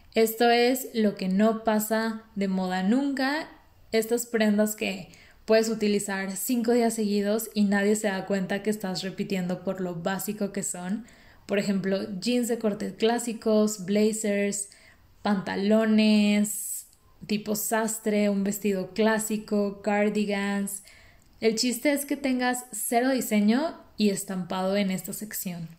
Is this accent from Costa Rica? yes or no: no; Mexico; no podemos quejarnos como mexicanos